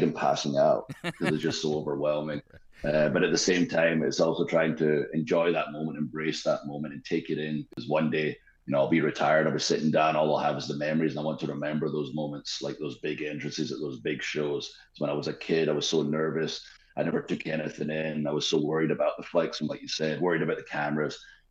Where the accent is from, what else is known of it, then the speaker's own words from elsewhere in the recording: Scotland, United Kingdom; moved away as an adult; also born or lived in Tampa, Florida, United States; now in Nashville, United States; I grew up in Scotland. It's cold and wet all the time. And then I moved to America, and I moved to Tampa